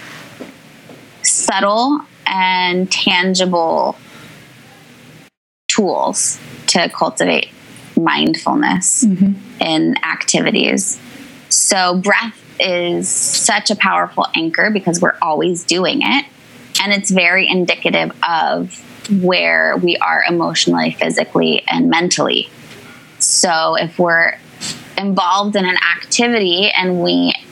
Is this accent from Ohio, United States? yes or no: no; Northern California, United States; now in New York, United States; I grew up in Northern California to loving parents